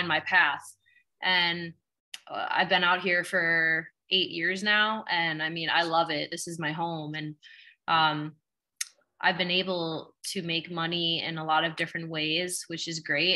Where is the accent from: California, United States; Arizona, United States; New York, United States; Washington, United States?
New York, United States; Long Island; moved away as an adult; now in Los Angeles, United States; I'm from Long Island, originally from New York.